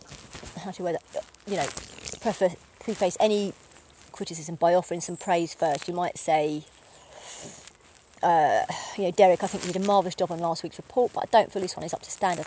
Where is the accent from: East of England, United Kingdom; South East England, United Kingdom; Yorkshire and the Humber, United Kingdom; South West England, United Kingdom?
East of England, United Kingdom; accent: Essex; not doing a presentation right and being told that I'll never amount to much because of my dulled down my Essex accent and all sorts, the Essex attachment, you know.